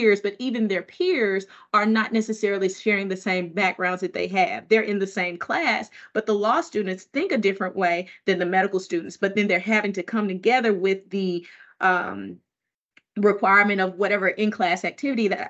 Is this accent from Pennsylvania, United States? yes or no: no; Mississippi, United States; now in Massachusetts, United States; growing up in Mississippi